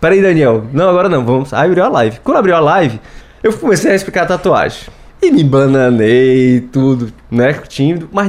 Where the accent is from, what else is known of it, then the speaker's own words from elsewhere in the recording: Fortaleza, Ceará, Brazil; sou de Fortaleza, vim aqui